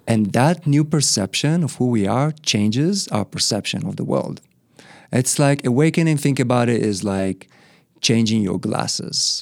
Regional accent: Israel; moved away as an adult; also born or lived in Australia; My parents brought me back to Israel, so I was raised in Israel most of my life

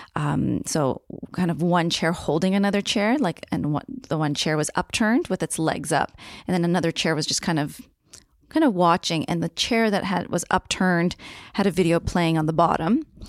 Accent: Niagara region, Ontario, Canada; moved away as an adult; now in Victoria, Canada; I was born and raised on Haudenosaunee territory in the Niagara region

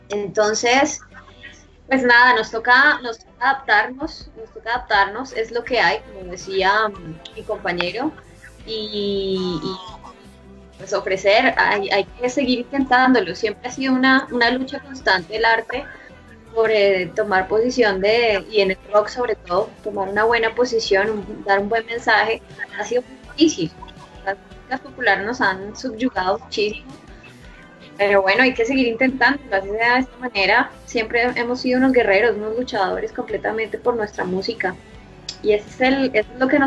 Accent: Colombia; aquí en ese país, no sé, no sé en otros países, realmente desconozco, estamos, estamos muy acostumbrados a, lo, gratuito

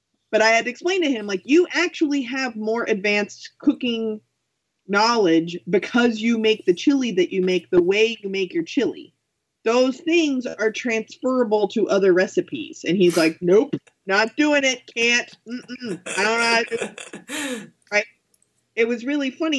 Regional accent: Texas, United States; moved away as an adult; also born or lived in Arizona; I am from Texas

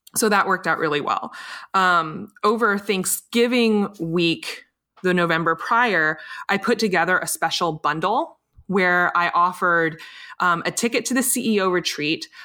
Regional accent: Richmond, Virginia, United States; my hometown of Richmond, Virginia

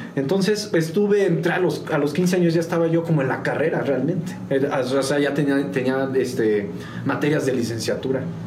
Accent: San Juan del Río, Querétaro, Mexico; also born or lived in Mexico City; nacido en la Ciudad de México, pero a los días me vine para San Juan del Río

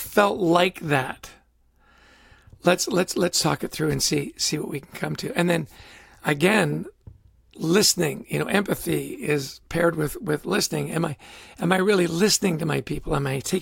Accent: Canada; I grew up in Canada

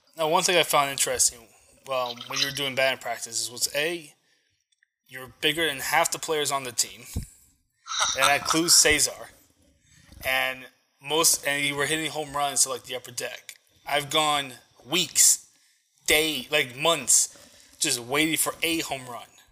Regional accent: Philadelphia, Pennsylvania, United States; I grew up in Philadelphia

